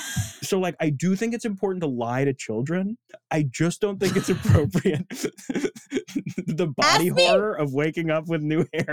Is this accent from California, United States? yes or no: no; Palm Beach, Florida, United States; moved away; I was born in Palm Beach.